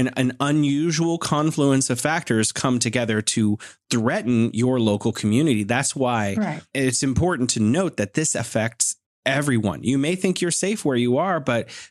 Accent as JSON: {"language": "English", "region": "California", "country": "United States", "said": "I'm from California"}